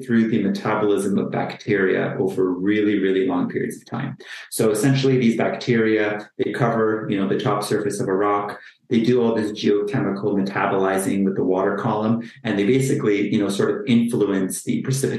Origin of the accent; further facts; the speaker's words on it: just outside of Toronto, Ontario, Canada; also born or lived in Hamilton, Ontario; I'm based just outside of Toronto, Canada. I am Canadian born, so I'm born and raised here